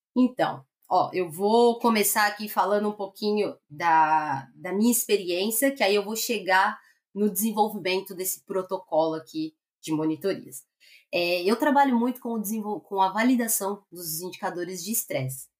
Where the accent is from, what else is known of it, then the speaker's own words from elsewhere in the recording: Greater São Paulo, Brazil; moved away as an adult; also born or lived in Londrina; eu sou nascida e criada em São Paulo, Grande São Paulo